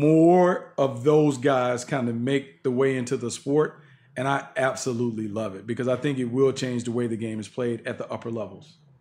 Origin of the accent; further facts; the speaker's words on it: Raleigh, North Carolina, United States; I'm from Raleigh